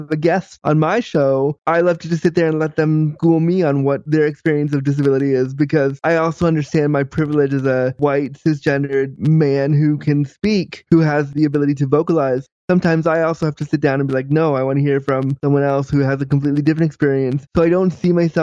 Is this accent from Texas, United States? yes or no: no; Orange County, California, United States; I actually was born in LA. I was born in Orange County